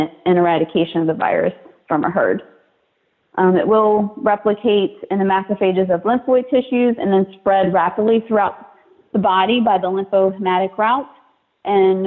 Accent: West Virginia, United States; moved away as an adult; also born or lived in North Carolina; I grew up in West Virginia

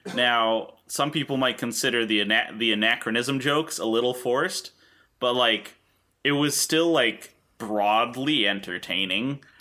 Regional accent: the middle of New York, United States; grew up in the middle of New York where we learned about the Iroquois Confederacy

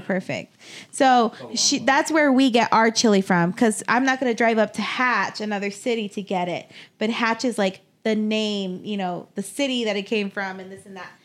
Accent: Las Cruces, New Mexico, United States; moved away; Las Cruces, my hometown, um, look at me self-identifying, um, is thirty minutes from El Paso

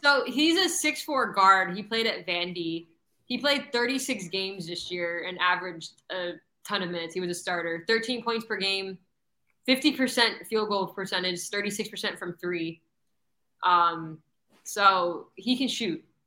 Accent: Broward County, South Florida, United States; also born or lived in New Mexico; I moved to Broward when I was one, but I was born in New Mexico. I tell everyone I'm from South Florida because I've lived here since I, I was mean, one

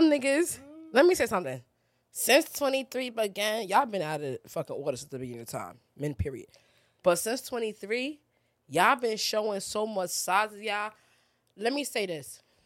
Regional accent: New York, United States; I'm a New Yorker.

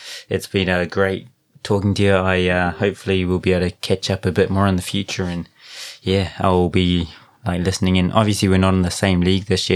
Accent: Rotorua, Bay of Plenty, New Zealand; moved away; I grew up in Rotorua

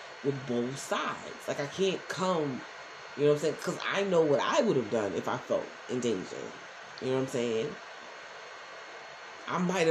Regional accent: New York City, New York, United States; also born or lived in Newark, New Jersey; I was born in North, but I was raised in Brownsville

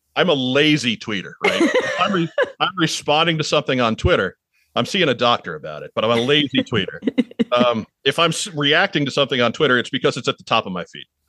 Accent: Long Island, New York, United States; moved away; also born or lived in Midwest; I'm from Long Island

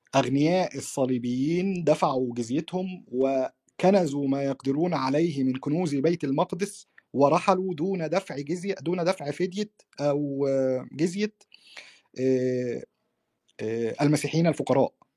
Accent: Egypt; عندنا في مصر

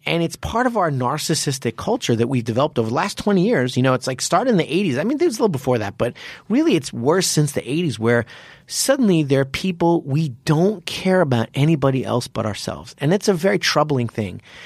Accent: United States; also born or lived in Japan; I'm American

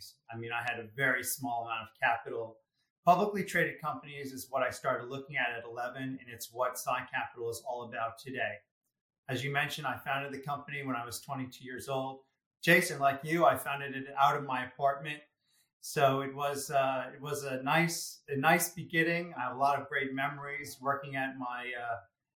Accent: Greenwich, Connecticut, United States; I grew up in Greenwich, Connecticut.

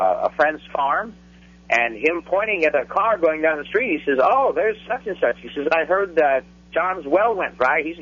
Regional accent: Fort Worth, Texas, United States; I was born and raised in Fort Worth, Texas

